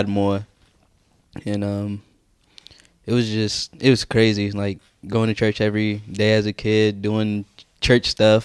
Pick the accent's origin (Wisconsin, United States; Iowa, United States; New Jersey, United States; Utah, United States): Wisconsin, United States; also born or lived in Chicago, Illinois; I'm originally from Wisconsin.